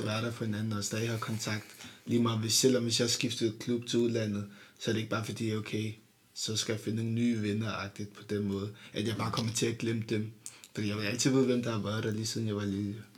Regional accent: Denmark; jeg føler mig dansk-agtigt

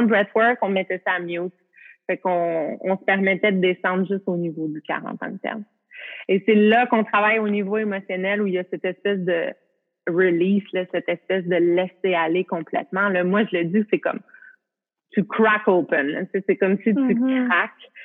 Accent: Canada; je peux pas travailler aux États-Unis, je suis canadienne

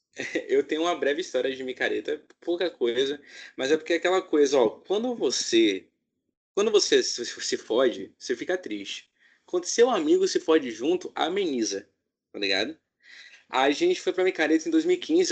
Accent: Salvador, Bahia, Brazil; Minha mãe foi em Salvador, porque eu nasci lá em Salvador

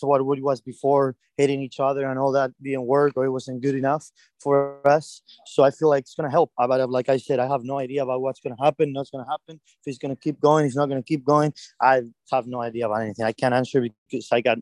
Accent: Madrid, Community of Madrid, Spain; my hometown, Madrid

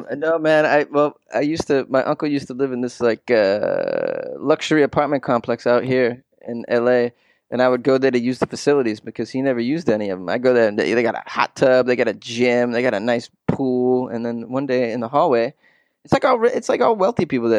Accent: 25 miles north of Boston, Massachusetts, United States; moved away as an adult; also born or lived in New York; now in Los Angeles, United States; I was born and raised in Massachusetts, uh, about 25 miles north of Boston

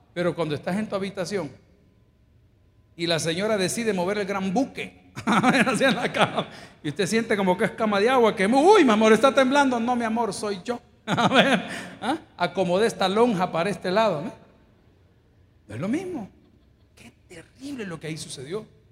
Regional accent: El Salvador; Yo no sé cuántos somos salvadoreños acá

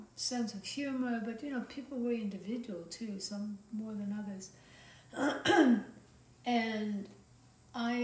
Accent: Sweden; also born or lived in United States / France / Germany / Ladakh; now in Byron Bay, Australia; growing up in Sweden, but also having lived in America and in France and in Germany

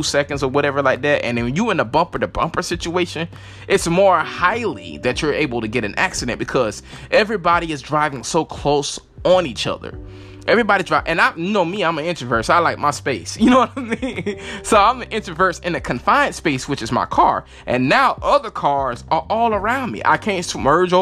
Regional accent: Lake City, United States; when I was growing up in Lake City, we didn't have any bridges

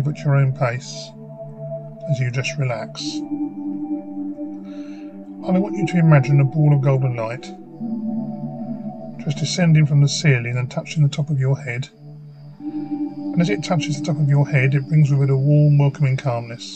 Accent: Faversham, South East England, United Kingdom; I now work for my hometown in Faversham, Kent

